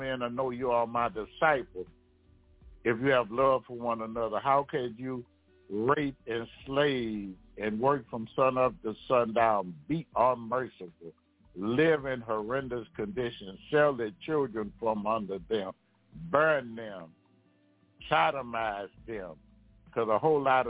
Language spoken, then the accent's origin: English; Louisiana, United States; I'm from Louisiana